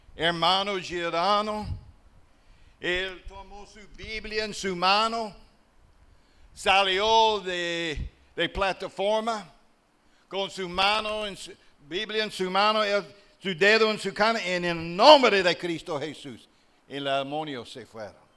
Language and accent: Spanish; southern United States, Alabama, United States; accent: Southern US; Spanish is a second language; moved away as an adult; also born or lived in La Romana, Dominican Republic / Uruguay / La Vega, Dominican Republic; now in Dominican Republic; eu sei que eu vim do sul dos Estados Unidos e tenho o acento do sul dos Estados Unidos. Por isso, meu espanhol está acento do sul dos Estados Unidos, do estado de Alabama.